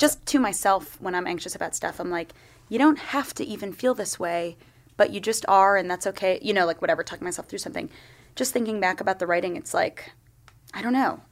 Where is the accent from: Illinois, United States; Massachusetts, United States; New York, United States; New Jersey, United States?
New York, United States; Long Island; now in New York, United States; I grew up in Long Island, like, out east